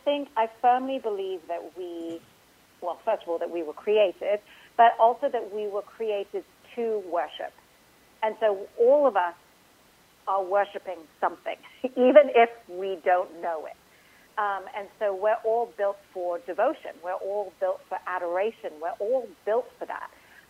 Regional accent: Dubai, United Arab Emirates; also born or lived in India; I grew up in Dubai. I grew up in a Muslim country. I had friends from all over the world. I have a Hindu first name. I'm from a country that is majority Hindu

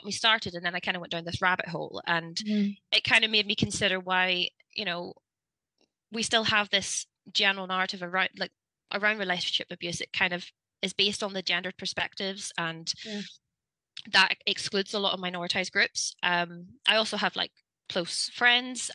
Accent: Northern Ireland, United Kingdom; now in Wales, United Kingdom; I'm originally from Northern Ireland, but I moved to Wales about 10 years ago now

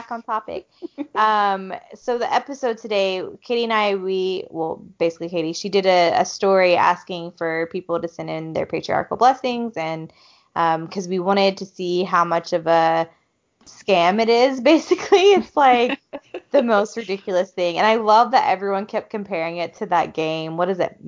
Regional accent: Georgia, United States; I'm from Georgia

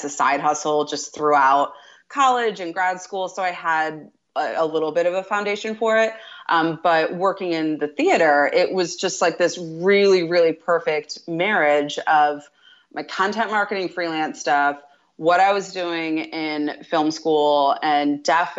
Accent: Centerville, Ohio, United States; moved away as an adult; also born or lived in Athens, Ohio; now in Cincinnati, United States; I grew up in Centerville, Ohio, which is, like I said, right outside of Dayton

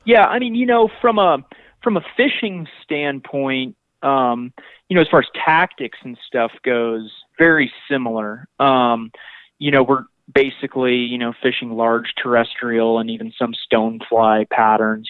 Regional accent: Texas coast, United States; I grew up kind of on the Texas coast fishing

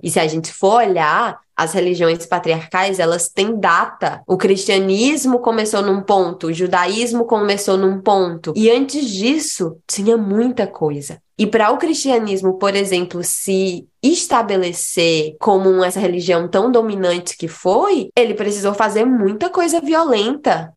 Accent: Fortaleza, Ceará, Brazil; also born or lived in Juazeiro do Norte; Eu sou de Fortaleza, mas quando os meus pais se separaram, eu fui pro interior.

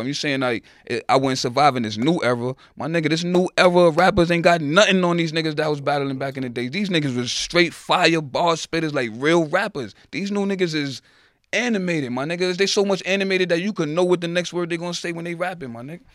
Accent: New York City, New York, United States; growing up in the Bronx, shit, real growing up in the Bronx.

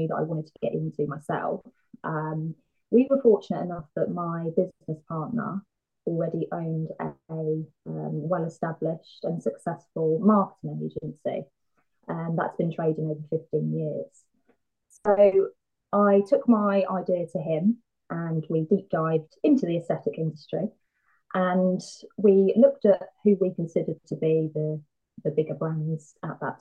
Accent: Bury St Edmunds, East of England, United Kingdom; my hometown of Bury St Edmunds

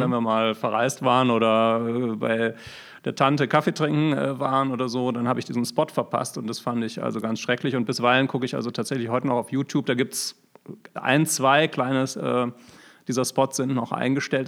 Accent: Düsseldorf, North Rhine-Westphalia, Germany; moved away as an adult; also born or lived in Bonn / Berlin; now in Augsburg, Germany; lokal komme ich ursprünglich aus Düsseldorf

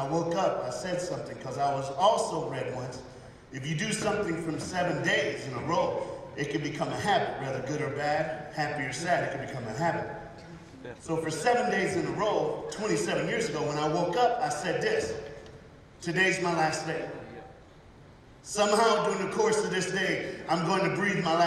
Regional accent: the South, United States; I'm from the United States of America. I'm black, and I'm a preacher, and I'm from the South

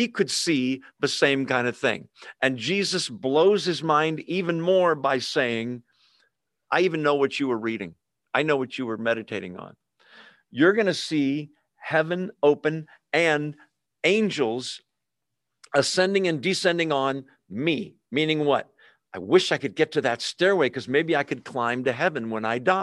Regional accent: San Jose, California, United States; We grew up in San Jose

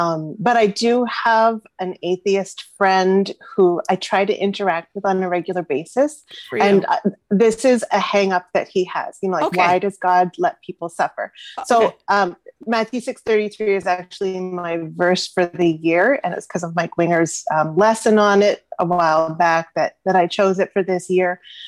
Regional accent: Ontario, Canada; I'm from Ontario, actually, from Canada.

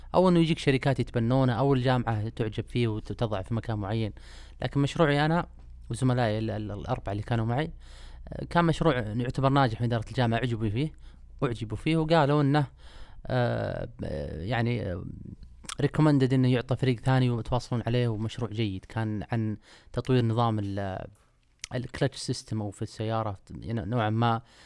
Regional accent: Afif, Riyadh Province, Saudi Arabia; moved away; أنا مش من أهل الشرقية. أنا من, آه، من منطقة الرياض.

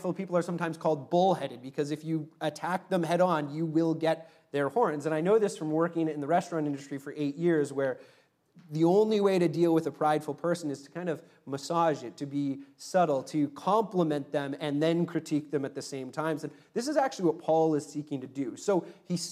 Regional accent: Ontario, Canada; now in Vancouver, Canada; having come from Ontario, which is essentially flat

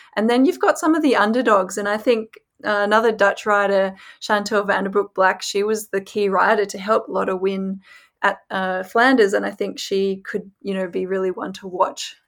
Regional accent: Australia; I'm from Australia

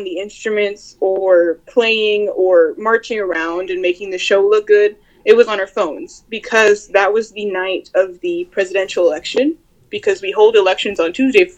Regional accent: Los Angeles, California, United States; I did grow up in LA, yes.

